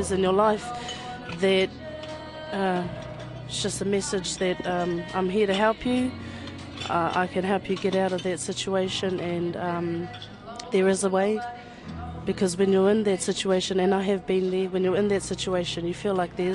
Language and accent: English; Ruatoria, Gisborne, New Zealand; I'm from Ruatoria, born and raised in Tuparo